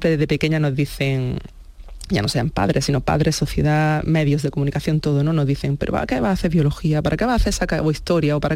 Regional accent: Andalusia, Spain; Y aunque mi ilusión era eso, el contribuir en Andalucía y, y darlo todo por mi tierra, pues un poco también ser realista, ¿no?

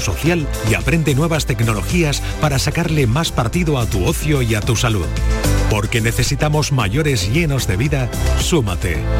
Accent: Coria del Río, Andalusia, Spain; now in Umbrete, Spain; yo soy de Coria, vivo en Umbrete

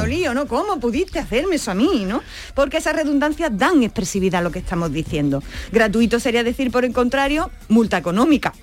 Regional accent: Andalusia, Spain; accent: Andalusian

